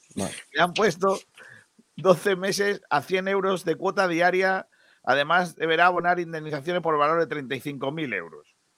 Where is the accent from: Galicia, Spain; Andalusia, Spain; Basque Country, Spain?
Andalusia, Spain; Rincón de la Victoria